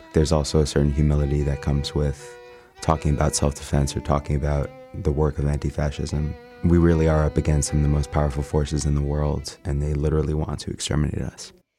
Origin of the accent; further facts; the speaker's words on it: New York City, New York, United States; I'm a New Yorker